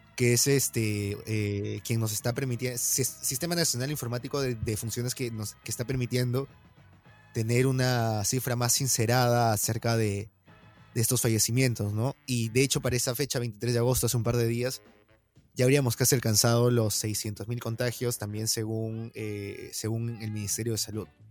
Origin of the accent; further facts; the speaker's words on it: Peru; como peruanos